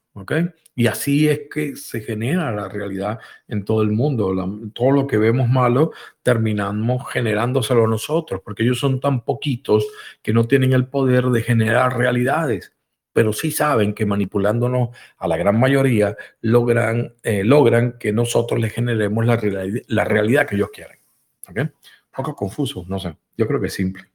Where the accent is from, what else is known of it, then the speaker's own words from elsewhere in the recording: Venezuela; also born or lived in Spain; nací también en Venezuela